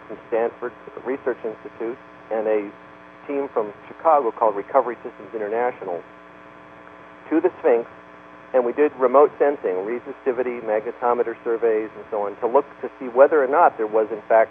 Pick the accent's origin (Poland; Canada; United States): Canada; moved away; I'm Canadian by birth